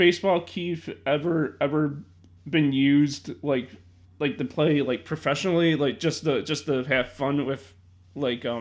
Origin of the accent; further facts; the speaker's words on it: Chicago, Illinois, United States; I'm from Chicago